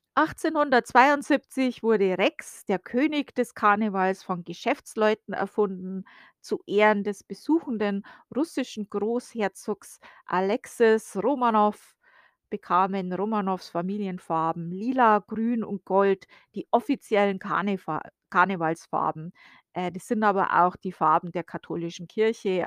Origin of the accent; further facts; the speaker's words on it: Bavaria, Germany; now in United States; ich bin ja aus Bayern, wie man ja klar und deutlich hören kann